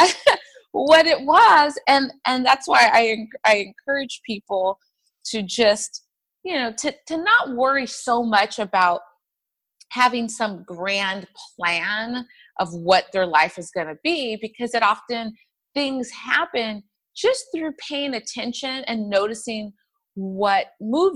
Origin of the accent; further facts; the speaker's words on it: Inland Empire, Southern California, United States; I am from Southern California, from a little town or area of Southern California called the Inland Empire